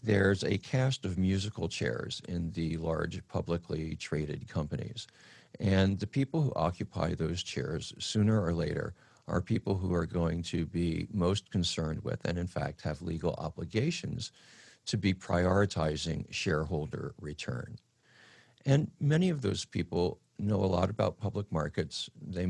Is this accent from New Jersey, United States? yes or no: no; California, United States; as a Californian, as an American